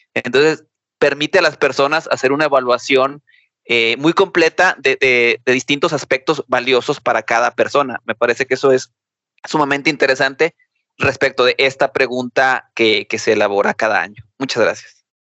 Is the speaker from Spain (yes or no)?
no; Mexico; nosotros como mexicanos